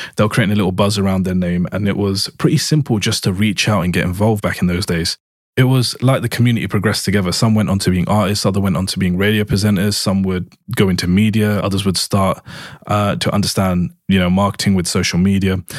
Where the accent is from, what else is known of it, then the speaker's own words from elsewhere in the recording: London, United Kingdom; I was born and raised in East London in the U K